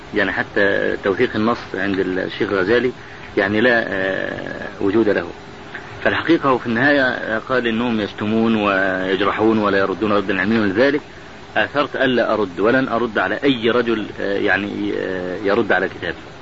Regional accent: Egypt; عندنا في مصر

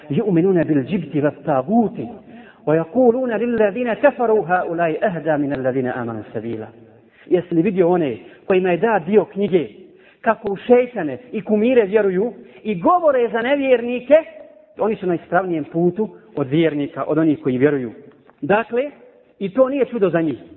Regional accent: Bosnia & Herzegovina; Ovdje kod nas u Bosni.

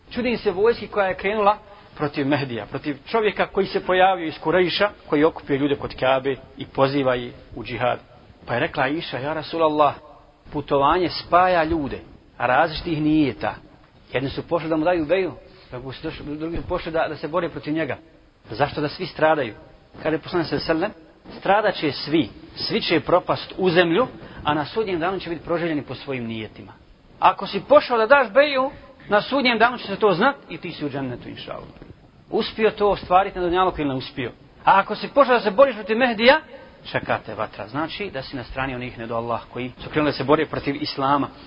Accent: Bosnia & Herzegovina; kod nas u Bosni

